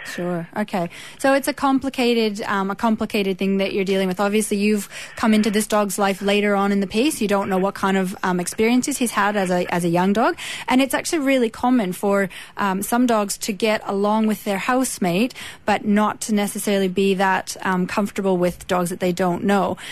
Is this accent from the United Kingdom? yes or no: no; Canada; accent: Canadian; also born or lived in Australia; now in Edgeworth, Australia; I was born in Canada, been in Australia most of the time since 2001